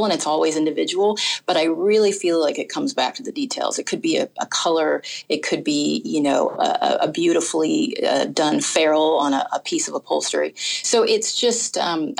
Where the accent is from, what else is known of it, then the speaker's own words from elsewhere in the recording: California, United States; moved away; I'm from California